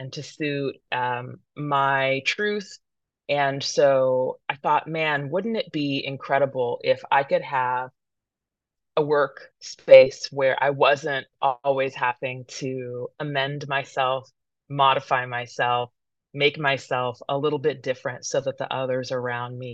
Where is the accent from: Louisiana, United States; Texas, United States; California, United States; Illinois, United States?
California, United States; Modesto; also born or lived in San Francisco, California / Oakland, California; I was born in San Francisco, California. My parents lived along Lake Merritt. My dad passed when I was quite young, and we ended up in Modesto, California